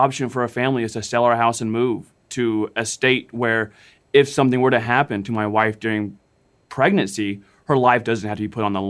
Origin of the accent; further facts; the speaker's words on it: Texas, United States; I was born and raised here in Texas